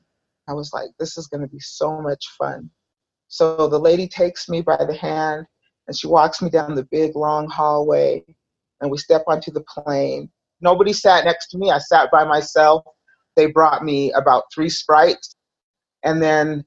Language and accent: English; Salt Lake City, Utah, United States; I grew up in Salt Lake City, Utah